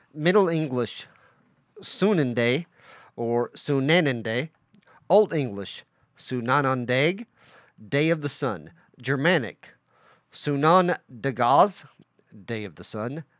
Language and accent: English; Welch, United States; I grew up in a town called Welch